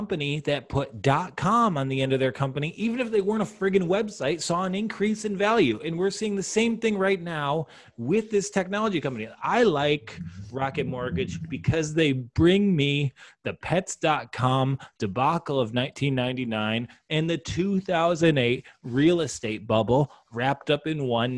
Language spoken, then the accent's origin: English; Detroit, Michigan, United States; my hometown of Detroit